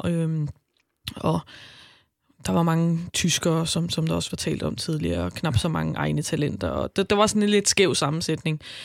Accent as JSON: {"language": "Danish", "town": "Albertslund", "region": "Capital Region of Denmark", "country": "Denmark", "said": "jeg kommer fra Albertslund"}